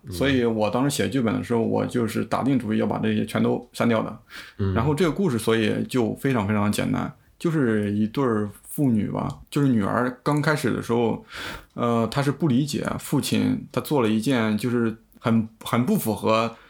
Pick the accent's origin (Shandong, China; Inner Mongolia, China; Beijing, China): Shandong, China; moved away as an adult; now in Europe; 我来自山东